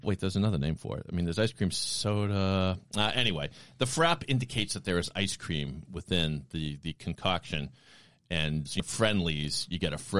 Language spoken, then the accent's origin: English; Sharon, Massachusetts, United States; my hometown of Sharon